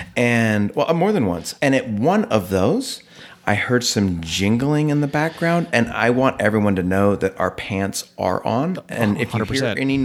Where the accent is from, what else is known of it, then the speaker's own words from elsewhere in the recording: Sacramento, California, United States; now in Idaho, United States; I am originally from Sacramento, California.